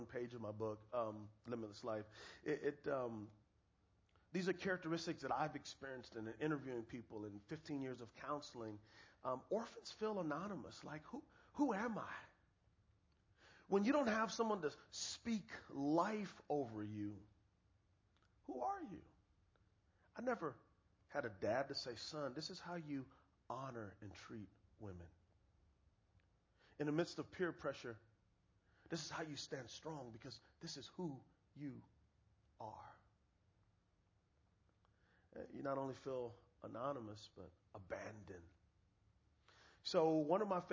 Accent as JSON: {"language": "English", "town": "San Antonio", "region": "Texas", "country": "United States", "said": "I am from San Antonio, Texas, and my best friends are Mexican, so I know a little bit of Spanish"}